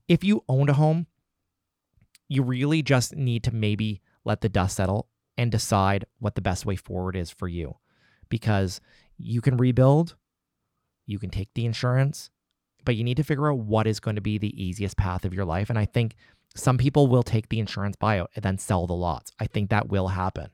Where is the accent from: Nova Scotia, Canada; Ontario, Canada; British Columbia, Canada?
Nova Scotia, Canada; also born or lived in Halifax; living in Halifax and being Nova Scotian and being Canadian